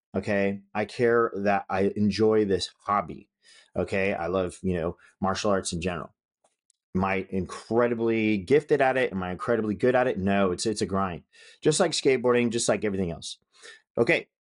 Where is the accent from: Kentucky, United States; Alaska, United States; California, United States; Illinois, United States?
California, United States; Northern; I grew up in Northern California.